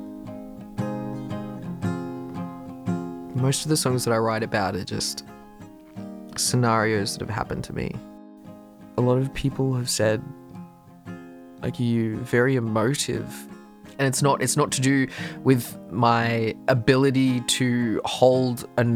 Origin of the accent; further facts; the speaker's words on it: Shepparton, Victoria, Australia; I was born in Shepparton, which is about 3 hours from Melbourne